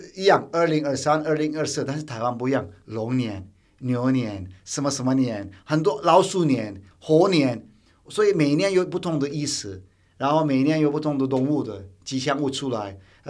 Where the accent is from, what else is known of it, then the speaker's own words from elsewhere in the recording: Turkey; Chinese is a second language; now in Taiwan; 我土耳其人在拜拜是清真寺嘛